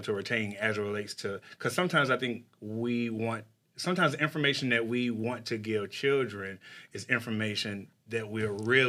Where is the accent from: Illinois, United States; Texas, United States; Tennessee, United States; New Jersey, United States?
Texas, United States; I grew up in Texas and it was hot